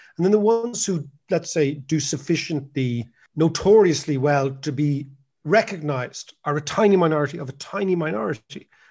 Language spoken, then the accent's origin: English; Ireland; America in the eighties as an Irish student